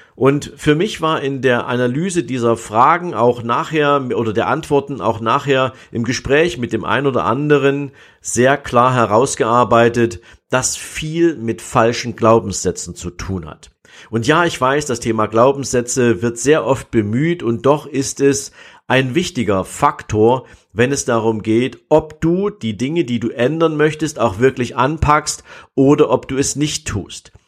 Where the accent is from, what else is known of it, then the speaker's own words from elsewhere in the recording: East Germany, Germany; ich bin ja in der DDR groß geworden